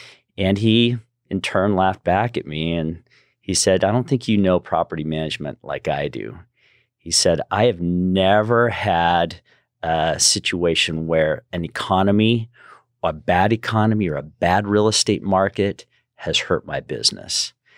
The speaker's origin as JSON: {"language": "English", "town": "Salt Lake City", "region": "Utah", "country": "United States", "tie": "born or raised there", "also_born_or_lived": "Southern California, United States", "said": "Originally from Salt Lake City, Utah, and grew up there, moved to Southern California for about 15 years and loved Southern California"}